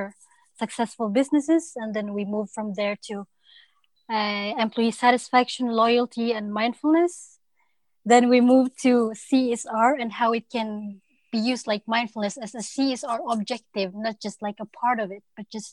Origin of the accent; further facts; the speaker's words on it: Norway; also born or lived in Copenhagen, Denmark; I'm from Norway